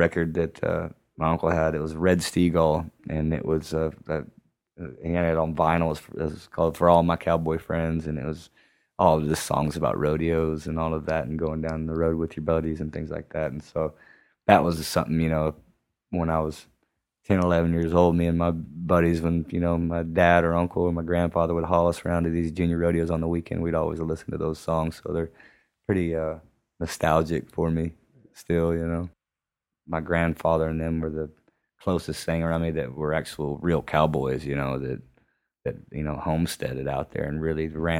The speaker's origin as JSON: {"language": "English", "region": "West Texas", "country": "United States", "tie": "born or raised there", "also_born_or_lived": "Bakersfield, California / New Mexico", "said": "whenever we moved back from Bakersfield back to West Texas"}